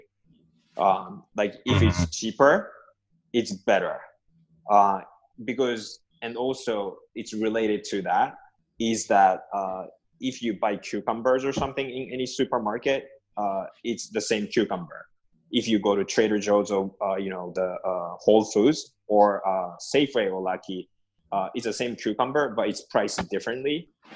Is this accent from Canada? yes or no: no; Japan; moved away; I'm originally from Japan.